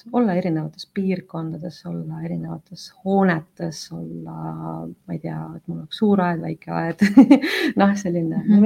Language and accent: Estonian; Yekaterinburg, Sverdlovsk Oblast, Russia; now in Tallinn, Estonia; ma olen tegelikult pärit väga suurest linnast nagu Ekaterinburg